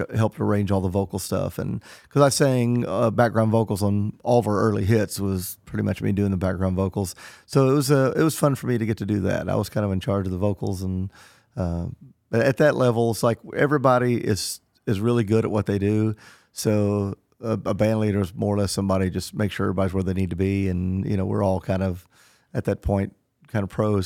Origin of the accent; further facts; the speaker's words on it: Southern Illinois, United States; moved away; also born or lived in Nashville; growing up in Southern Illinois